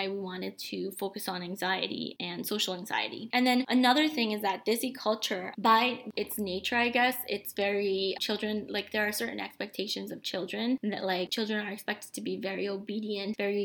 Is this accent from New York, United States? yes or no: yes; New York City, New York, United States; first language Bengali; English is a second language; also born or lived in Bangladesh; I've spent my whole life here, you know, growing up in New York City